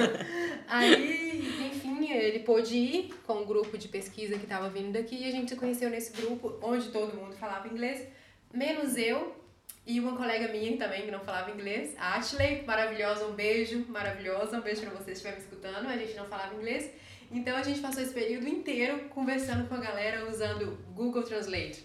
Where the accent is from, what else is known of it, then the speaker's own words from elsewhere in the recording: Caetité, Bahia, Brazil; moved away as an adult; also born or lived in Belo Horizonte, Minas Gerais; now in Germany; Vim de Caetité, nasci lá, passei minha adolescência lá e depois me mudei para Belo Horizonte